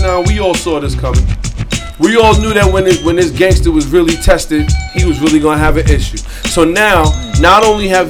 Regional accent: East Coast, United States; I was straight from the East Coast

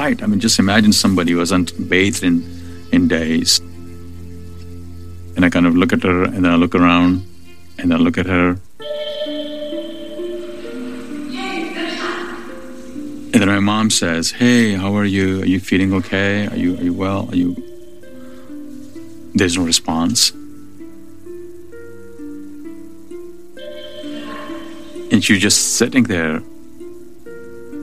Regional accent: Karachi, Sindh, Pakistan; I grew up in Karachi. That's where I was born and raised.

